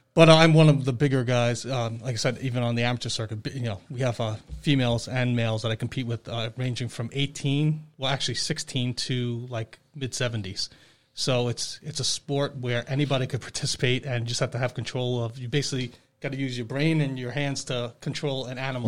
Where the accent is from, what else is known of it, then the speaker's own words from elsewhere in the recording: Long Island, New York, United States; now in Hammonton, United States; I grew up in on Long Island